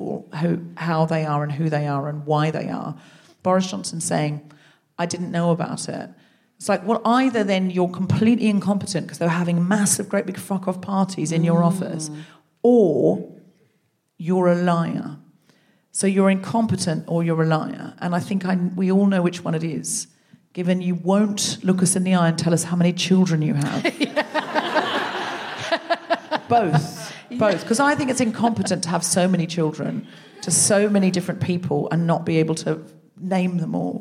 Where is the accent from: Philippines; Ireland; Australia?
Australia; also born or lived in Britain; now in United Kingdom; I was raised in Australia